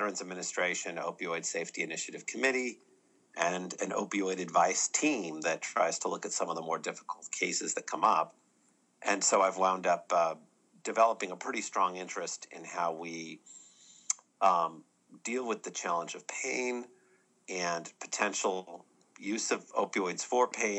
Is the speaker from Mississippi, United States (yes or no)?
no; California, United States; moved away as an adult; also born or lived in Boston; now in Birmingham, United States; I grew up in California, went to medical school in Boston